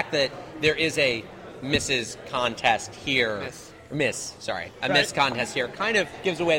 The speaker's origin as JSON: {"language": "English", "town": "Bloomington", "region": "Indiana", "country": "United States", "said": "I'm from Bloomington, Indiana."}